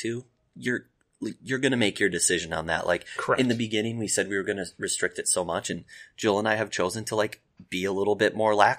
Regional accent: Wapakoneta, Ohio, United States; I'm from Wapaka.

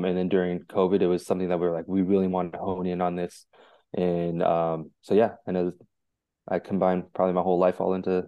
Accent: California, United States; So I'm the middle of five kids. I grew up in Orange County, California.

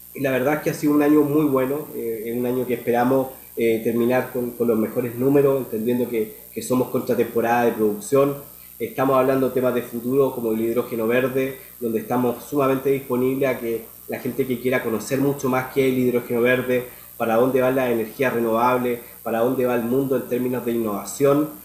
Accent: Chile; moved away as an adult; now in Panama; nosotros acá como, como chilenos

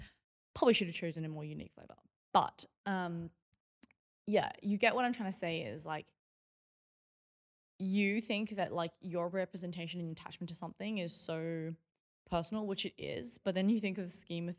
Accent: Melbourne, Victoria, Australia; I grew up in Box Hill North in Melbourne.

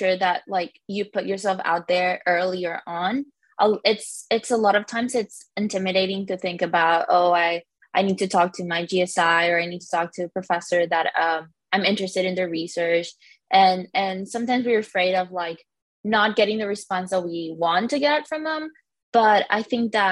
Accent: Honduras; moved away; I'm from Honduras

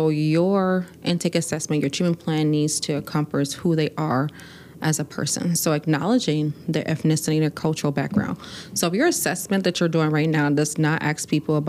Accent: Milwaukee, Wisconsin, United States; growing up in Milwaukee. I grew up on the north side

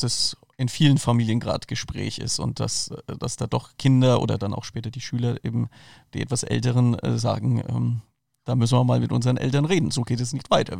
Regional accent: Franconia, Bavaria, Germany; ich bin aus Franken

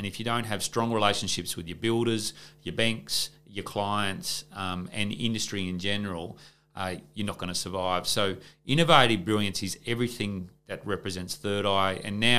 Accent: Gunnedah, New South Wales, Australia; Like Ron and I grew up together in Gunnedah in country New South Wales.

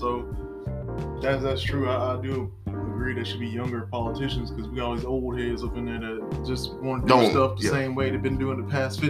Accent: Alabama, United States; we're from Alabama. We're from the South.

